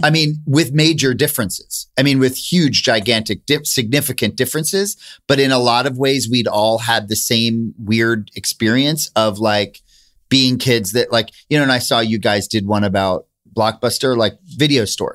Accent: Princeton, New Jersey, United States; I grew up in Princeton

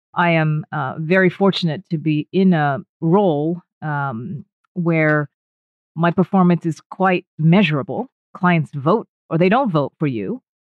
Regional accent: United States; moved away; My blood is 100% Japanese, but I was born and raised in the States

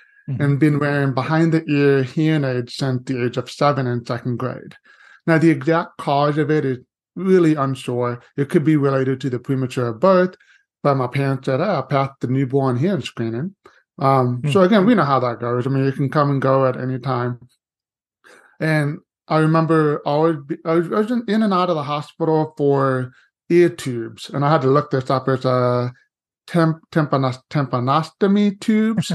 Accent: Seguin, Texas, United States; also born or lived in Corpus Christi, Texas; now in San Antonio, United States; I was born in Corpus Christi by the coast, but did pretty much all of my living and education in Seguin, Texas, about 45 minutes east of San Antonio

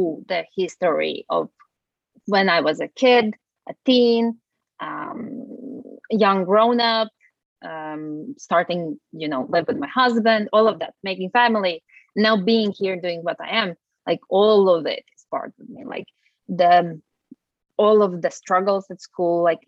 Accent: Latvia; moved away as an adult; now in Norway; I have been on and off living outside of Latvia. Latvia is my home country. So I have lived in Norway

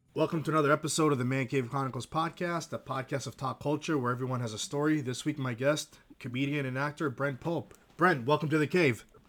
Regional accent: Greece; moved away; I'm from Greece

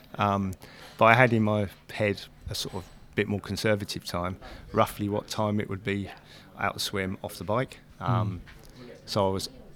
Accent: Luton, East of England, United Kingdom; moved away as an adult; now in Christchurch, New Zealand; I'm originally from the UK, Luton, south of England.

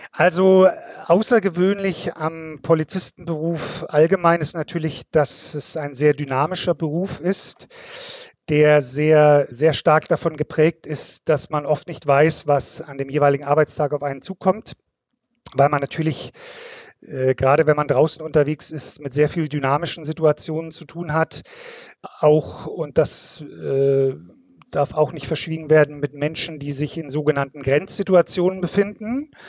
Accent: Munich, Bavaria, Germany; born there; Ich komme gebürtig aus München, also von äh, ein bisschen weiter her, auch wenn man mir das äh, nicht unbedingt sofort anhört.

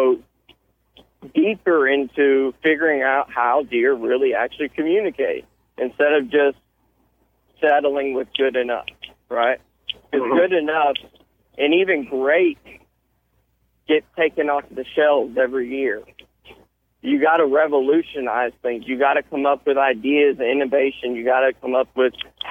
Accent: Houston, Texas, United States; also born or lived in Austin, Texas; I was born here in Houston, Texas. Went to high school in Austin, here, Austin High School

